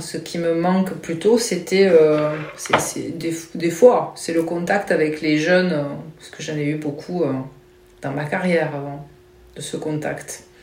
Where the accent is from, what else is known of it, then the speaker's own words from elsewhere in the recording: Toulouse, Occitania, France; also born or lived in Mérignac / Marmande; je suis de Toulouse.